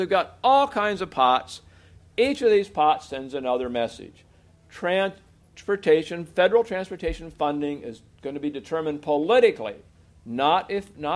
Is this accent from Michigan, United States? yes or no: no; Oregon, United States; my home state of Oregon